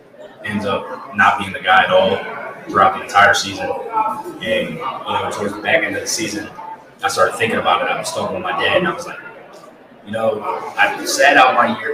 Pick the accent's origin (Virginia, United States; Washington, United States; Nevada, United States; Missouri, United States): Virginia, United States; Fredericksburg; I'm from Fredericksburg, Virginia. Transfer from Virginia Tech.